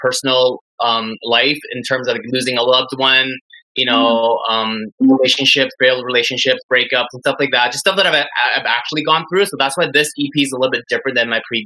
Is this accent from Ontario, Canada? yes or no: yes; Toronto, Ontario, Canada; also born or lived in Vancouver; I'm a pop R&B singer-songwriter from Toronto. Even though I'm from Vancouver originally, but I consider myself Torontonian because I was here since I was 4 years old